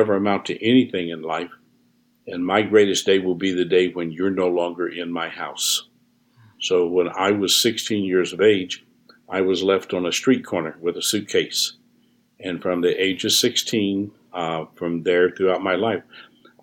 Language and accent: English; New Orleans, Louisiana, United States; I was born here in the United States in New Orleans